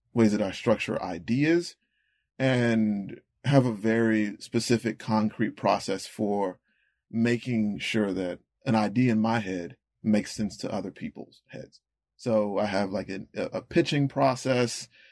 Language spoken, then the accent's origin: English; Rocky Mount, North Carolina, United States; I was born and raised in North Carolina